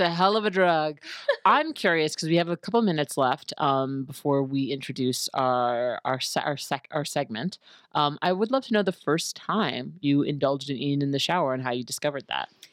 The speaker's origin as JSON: {"language": "English", "town": "New York City", "region": "New York", "country": "United States", "also_born_or_lived": "Manhattan", "said": "I stayed at home in my parents' house in college because I'm from New York City, I'm from Queens"}